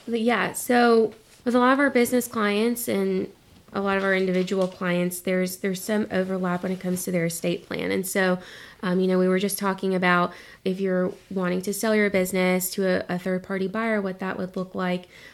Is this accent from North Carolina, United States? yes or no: yes; Concord, North Carolina, United States; moved away as an adult; also born or lived in Greensboro, North Carolina; now in Wilmington, United States; I'm originally from Concord